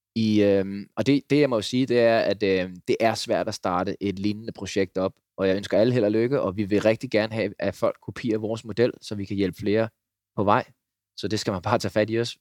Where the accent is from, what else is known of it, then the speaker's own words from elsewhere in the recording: Denmark; moved away as an adult; also born or lived in Uganda; hjemme i Danmark